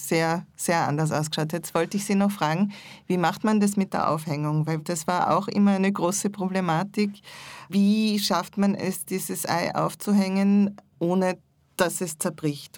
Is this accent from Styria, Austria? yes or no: no; Salzburg, Austria; ich bin in Salzburg aufgewachsen